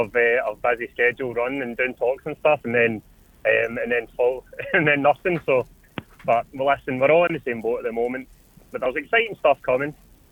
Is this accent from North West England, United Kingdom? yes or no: no; Airdrie, Scotland, United Kingdom; I'm from Airdrie